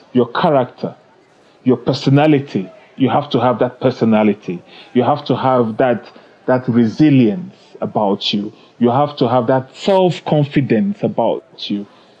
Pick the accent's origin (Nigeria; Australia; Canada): Nigeria; also born or lived in United Kingdom; now in South Africa; I was born in Nigeria. I grew up partly in Nigeria and a part of it I grew up in the UK.